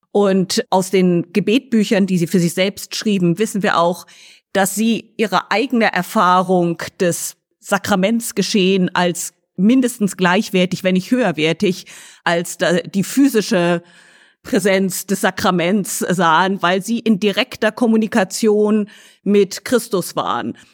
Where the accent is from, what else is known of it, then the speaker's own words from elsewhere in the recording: Lüneburg, Lower Saxony, Germany; now in Oxford, United Kingdom; ursprünglich komme ich aus deutschen mittelalterlichen Städten, teilweise aufgewachsen in Lüneburg